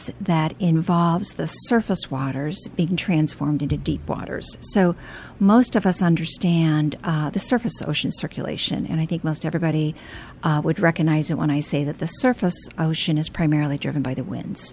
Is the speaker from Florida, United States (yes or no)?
no; Indiana, United States; moved away as an adult; was able to study engineering at Purdue University in my home state